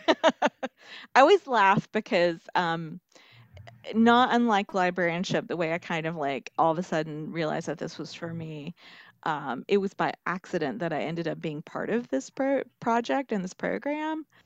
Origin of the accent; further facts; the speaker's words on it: Marion, North Carolina, United States; now in Columbia, United States; I came from Western North Carolina, and then I made a stop in the upstate, and now I'm in the Midlands.